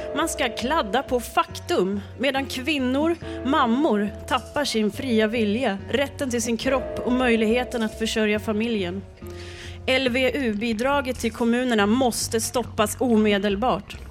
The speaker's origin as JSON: {"language": "Swedish", "region": "Jämtland", "country": "Sweden", "said": "Jag är från Jämtland"}